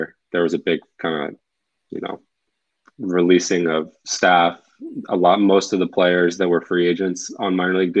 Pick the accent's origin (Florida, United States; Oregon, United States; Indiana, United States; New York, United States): Florida, United States; Merritt Island; moved away as an adult; now in Austin, United States; I'm from Merritt Island, Florida originally, based out of Austin, Texas right now, though. Was drafted in 2010 out of high school, out of Merritt Island High